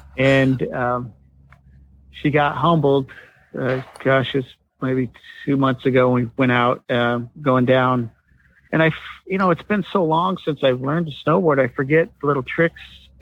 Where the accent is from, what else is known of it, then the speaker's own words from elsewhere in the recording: Syracuse, New York, United States; moved away; I grew up in Syracuse riding at night